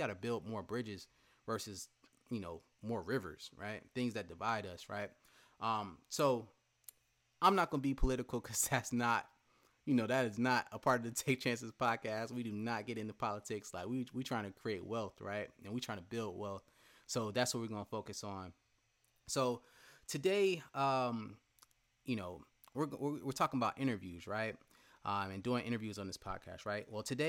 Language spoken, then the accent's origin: English; Marietta, Georgia, United States; Went to Hillgrove High School in West Cobb, Powder Springs, Georgia, to be exact. I grew up in Marietta for the most part.